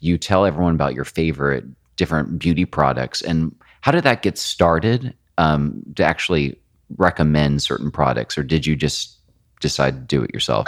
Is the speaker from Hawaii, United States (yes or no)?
yes; Hawaii, United States; moved away; I grew up in Hawaii